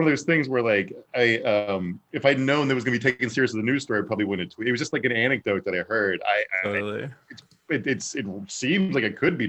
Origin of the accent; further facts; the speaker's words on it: Southern Virginia, United States; moved away as an adult; also born or lived in Texas; now in Los Angeles, United States; I grew up in Southern Virginia, small town. After college, I moved.